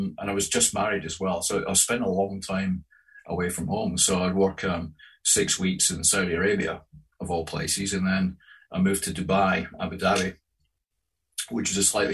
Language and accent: English; Grangemouth, Scotland, United Kingdom; when I was growing up in Grangemouth in industrial Scotland